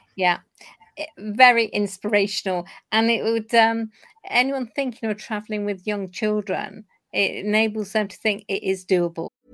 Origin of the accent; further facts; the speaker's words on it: Corby, East Midlands, United Kingdom; half Scot myself, my father was Glaswegian, and we hail from Corby